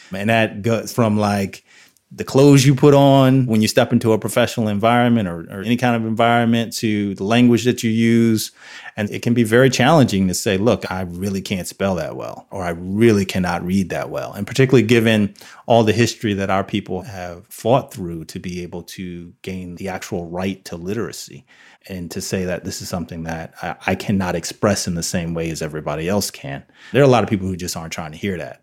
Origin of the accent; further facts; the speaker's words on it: New Jersey, United States; I grew up in New Jersey